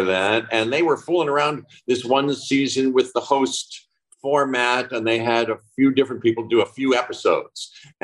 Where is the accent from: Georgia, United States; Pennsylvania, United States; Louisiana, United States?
Pennsylvania, United States; Pittsburgh; moved away as an adult; I was born and grew up in Pittsburgh. I left there when I was 17, right after high school